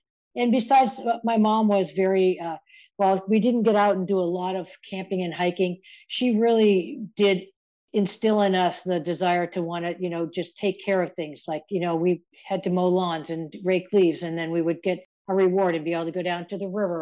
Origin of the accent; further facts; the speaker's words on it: Conway, New Hampshire, United States; also born or lived in Black Hills National Forest; now in Maine, United States; I grew up here in New Hampshire, in Conway, New Hampshire